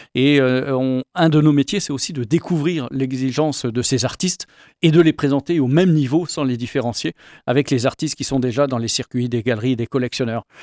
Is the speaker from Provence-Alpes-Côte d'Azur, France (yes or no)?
no; Paris, Île-de-France, France; moved away as an adult; on est originaire de Paris où on a vécu 25 ans